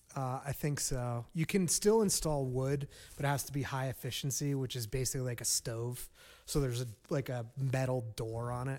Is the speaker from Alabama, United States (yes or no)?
no; New Jersey, United States; moved away; I grew up in North Jersey. I'm a Jersey boy